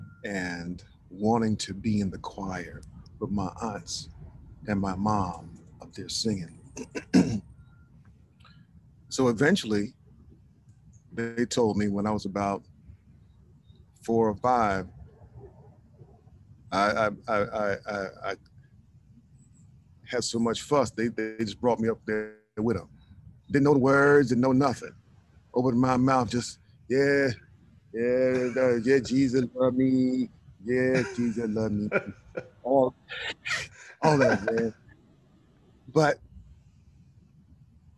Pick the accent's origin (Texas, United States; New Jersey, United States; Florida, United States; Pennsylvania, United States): New Jersey, United States; East Orange; also born or lived in Newark, New Jersey; the neighborhood I grew up in, East Orange, we moved to East Orange